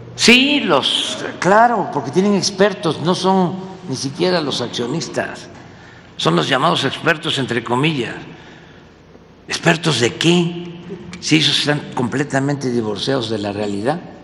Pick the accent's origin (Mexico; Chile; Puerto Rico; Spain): Mexico; Tepetitán, Tabasco; moved away as an adult; now in Mexico City, Mexico; yo soy provinciano, como dice este Aguilar Camín, este, soy de Tepetitán, Macuspana, Tabasco